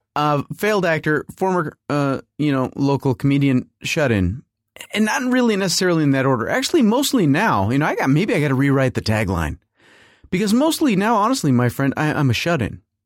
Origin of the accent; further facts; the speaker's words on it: United States; we're Americans, so we don't come from here